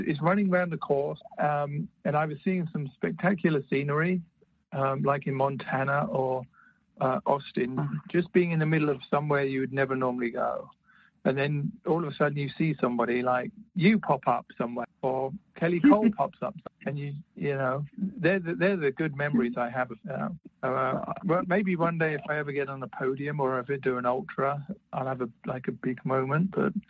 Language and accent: English; United Kingdom; I'm British, stiff upper lip and all that.